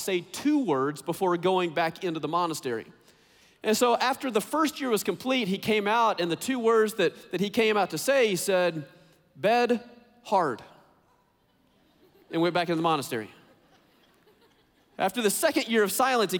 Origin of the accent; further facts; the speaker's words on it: Texas, United States; I grew up in Texas